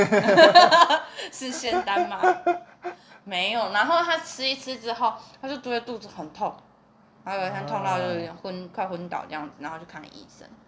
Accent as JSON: {"language": "Chinese", "region": "southern Taiwan", "country": "Taiwan", "said": "我们南部人会一餐要一百块，就觉得有那么一点贵"}